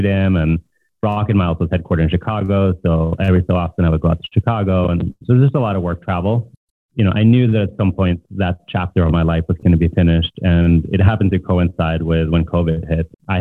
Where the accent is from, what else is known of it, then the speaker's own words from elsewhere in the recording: Norway; English is a second language; moved away as an adult; also born or lived in Boston; now in Brooklyn, United States; I grew up in Norway, came here for college, for work